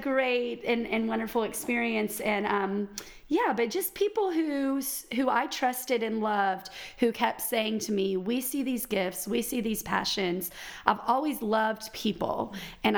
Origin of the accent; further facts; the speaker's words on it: Houston, Texas, United States; I grew up in Houston, Texas